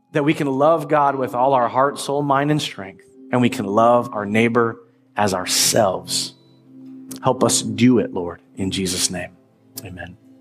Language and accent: English; Marysville, United States; growing up in North Marysville